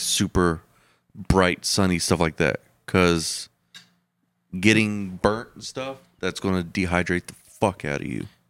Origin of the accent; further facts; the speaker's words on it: Texas, United States; I was from Texas